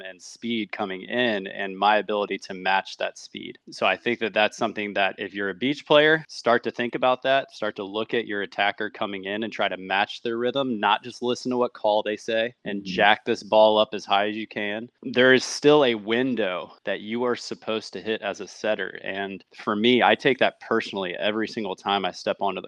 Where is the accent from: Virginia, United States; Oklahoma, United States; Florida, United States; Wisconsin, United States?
Virginia, United States; Chester; I'm from Chester, Virginia